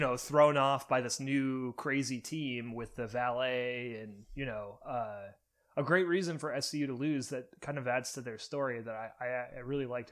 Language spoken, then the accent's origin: English; Cleveland, Ohio, United States; my hometown of Cleveland, Ohio